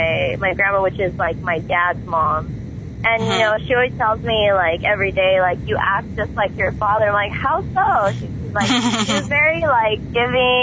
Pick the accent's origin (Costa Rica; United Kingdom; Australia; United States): United States; East Los Angeles, California; also born or lived in Montebello, California; my whole life, I grew up in East LA.